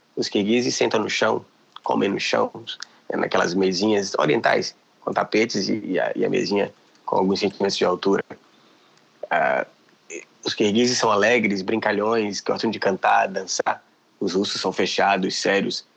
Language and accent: Portuguese; Bahia, Brazil; moved away; also born or lived in Kyrgyzstan; eu que sou baiano